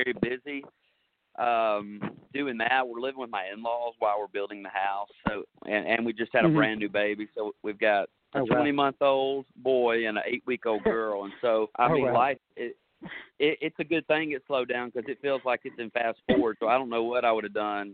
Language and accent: English; Jackson, Tennessee, United States; moved away as an adult; now in Nashville, United States; I'm from Jackson, Tennessee, and moved to Nashville 11 years ago